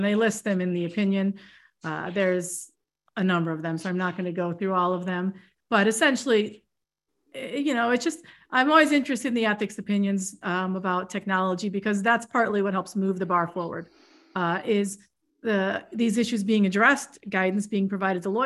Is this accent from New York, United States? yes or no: yes; New York, United States; I'm from New York